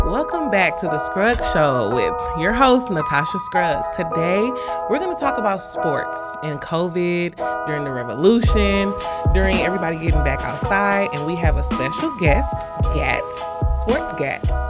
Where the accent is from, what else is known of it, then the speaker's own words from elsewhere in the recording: St. Louis, Missouri, United States; I'm from Saint Louis